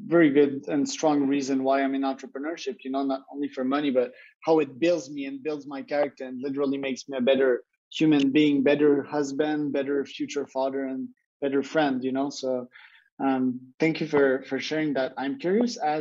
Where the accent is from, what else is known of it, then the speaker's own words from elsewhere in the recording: Canada; I'm Canadian